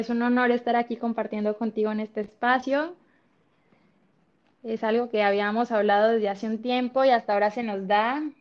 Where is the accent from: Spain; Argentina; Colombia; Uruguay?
Colombia; moved away as an adult; now in Cancún, Mexico; …, … es una chica de 28 años, soy colombiana, estoy en Cancún hace ya casi 10 años, miento casi 11 años